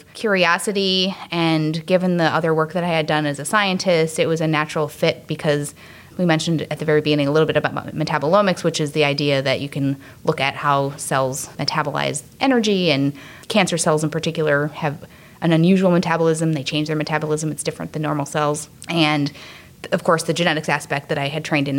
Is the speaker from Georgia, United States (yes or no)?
no; Wisconsin, United States; I grew up in Wisconsin